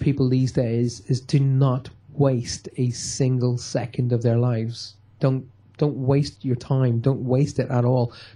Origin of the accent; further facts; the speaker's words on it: Armagh, Northern Ireland, United Kingdom; moved away as an adult; also born or lived in Newry; now in Cornwall, United Kingdom; my hometown of Armagh.